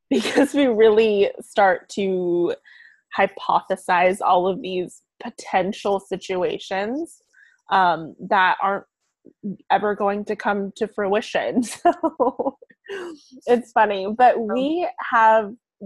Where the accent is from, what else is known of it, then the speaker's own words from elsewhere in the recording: Bonita, California, United States; moved away; I grew up kind of in the more suburb area called Bonita.